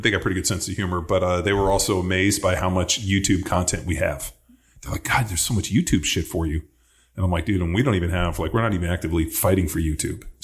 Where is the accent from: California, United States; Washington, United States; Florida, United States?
California, United States; Palos Verdes; I grew up in Palos Verdes.